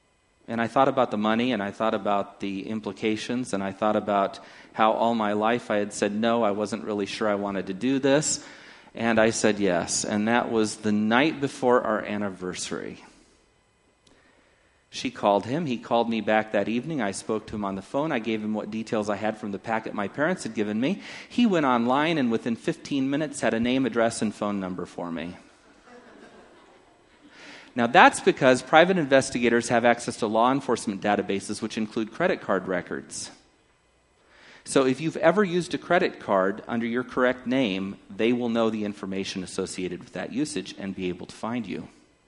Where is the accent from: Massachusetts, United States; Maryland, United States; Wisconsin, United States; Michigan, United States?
Maryland, United States; Takoma Park; born there; I was born in Washington San and Hospital in Tacoma Park, Maryland